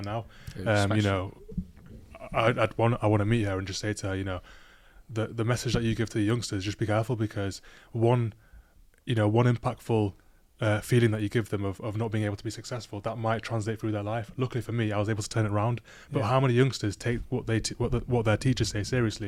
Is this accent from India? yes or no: no; Libya; now in United Kingdom; we come from a country called Libya. It's in North Africa